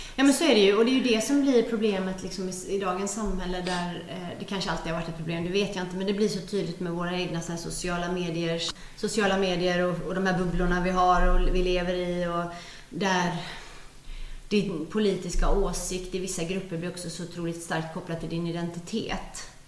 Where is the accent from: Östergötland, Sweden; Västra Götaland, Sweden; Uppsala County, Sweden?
Västra Götaland, Sweden; Gothenburg; moved away as an adult; now in Södertälje, Sweden; Jag är ju från Göteborg från början, men, men vi har blivit kvar här.